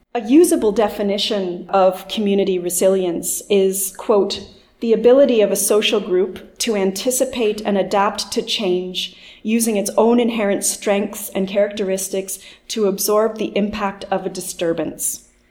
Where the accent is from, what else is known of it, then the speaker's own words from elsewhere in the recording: Margaree Forks, Nova Scotia, Canada; I'm actually from Margaree Forks in Inverness County